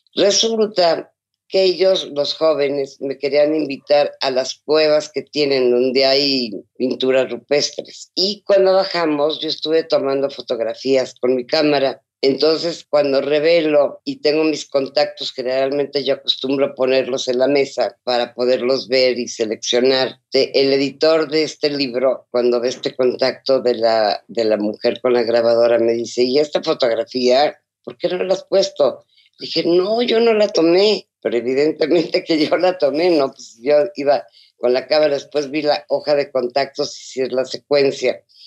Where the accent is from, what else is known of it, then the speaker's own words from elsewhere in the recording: Mexico; muchas de las costumbres que hay en México